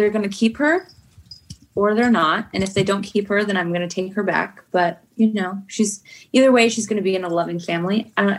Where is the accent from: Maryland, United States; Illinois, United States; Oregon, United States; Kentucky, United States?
Kentucky, United States; born there; also born or lived in Idaho; I was born in Kentucky. Like, does that kind of make me a Southern woman?